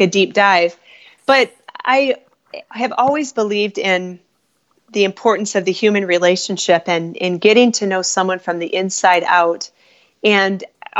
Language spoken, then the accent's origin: English; Midwest, United States; also born or lived in Chicago; We're from the Midwest